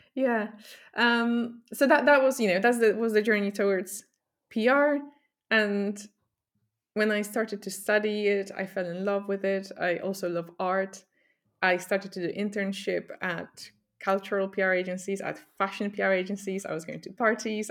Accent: Poland; moved away as an adult; now in United Kingdom; I grew up in Poland

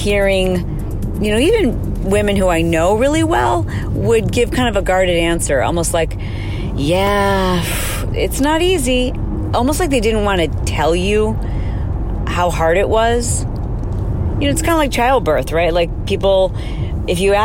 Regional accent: Michigan, United States; moved away as an adult; now in California, United States; I went to school at Michigan State and I grew up in Michigan

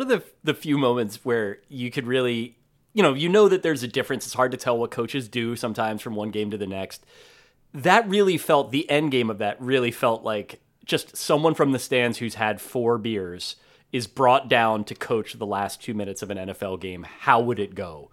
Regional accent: New Jersey, United States; I'm from New Jersey

